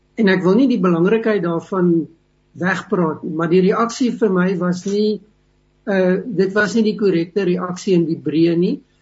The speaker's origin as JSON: {"language": "Afrikaans", "country": "South Africa"}